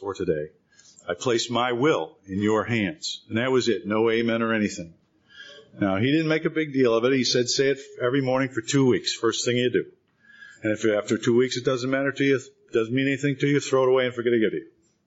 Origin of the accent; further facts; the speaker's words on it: Rochester, New York, United States; moved away as an adult; also born or lived in Boston; now in California, United States; Rochester, New York, my hometown then